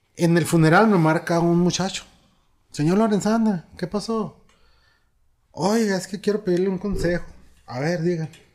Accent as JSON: {"language": "Spanish", "area": "Cuauhtémoc region", "region": "Chihuahua", "country": "Mexico", "tie": "born or raised there", "moved": "yes", "said": "voy a mi pueblo, a y voy a dar una plática ante 600 niños de escasos recursos. Es una posada que hacen en toda la región de allá, Cuauhtémoc, Campos Menones, Pueblitos"}